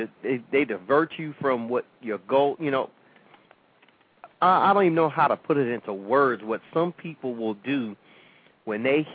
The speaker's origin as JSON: {"language": "English", "town": "St. Petersburg", "region": "Florida", "country": "United States", "tie": "born or raised there", "said": "you know, a lot of times people will say, well, why do you want to be the mayor of St. Pete? You don't even live there."}